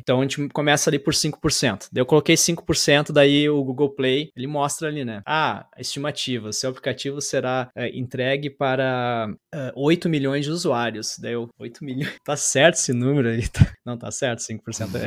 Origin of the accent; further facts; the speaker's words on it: São Jerônimo, Rio Grande do Sul, Brazil; moved away; also born or lived in Porto Alegre; São Jerônimo, interior. Eu sou do interior do, do Rio Grande do ah, Sul.